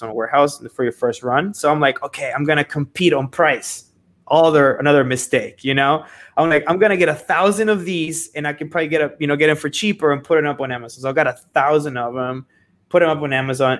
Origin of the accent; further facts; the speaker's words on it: Seattle, Washington, United States; moved away as an adult; now in Miami, United States; I was moved to United States when I was like 12. And I was raised in Seattle, but then I moved to Miami when I was 18 by myself.